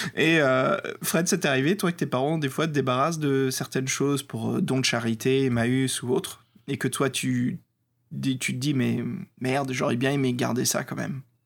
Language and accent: French; France; accent: French; avec mon accent français